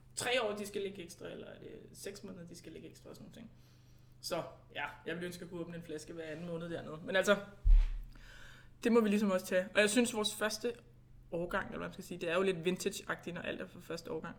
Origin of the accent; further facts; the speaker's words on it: Denmark; now in Italy; vi måske danskere i Italien, der producerer vin i Italien